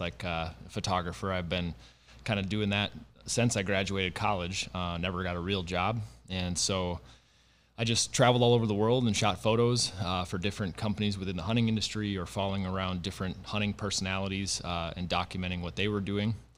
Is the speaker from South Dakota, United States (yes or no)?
yes; South Dakota, United States; moved away as an adult; now in North Dakota, United States; I grew up in the Dakotas, um, so grew up in South Dakota, uh, went to school in North Dakota, and now live in North Dakota